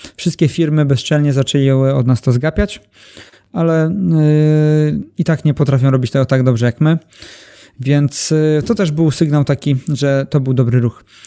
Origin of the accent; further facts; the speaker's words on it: Elbląg, Warmian-Masurian Voivodeship, Poland; jestem z Elbląga